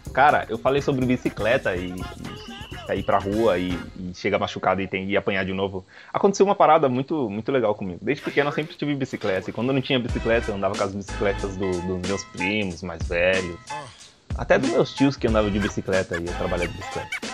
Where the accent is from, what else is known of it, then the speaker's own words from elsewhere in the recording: São Paulo, Brazil; eu nasci praticamente onde eu moro, na mesma cidade onde eu moro agora, eu moro em São Paulo